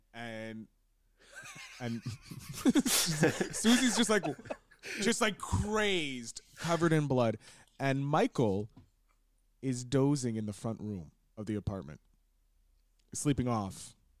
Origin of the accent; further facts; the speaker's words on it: Montreal, Quebec, Canada; growing up in Montreal